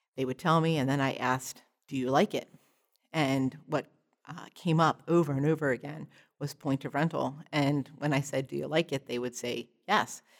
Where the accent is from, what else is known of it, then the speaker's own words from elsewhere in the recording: Perkasie, Pennsylvania, United States; I'm from, uh, Percocet, Pennsylvania, which is just about an hour north of Philadelphia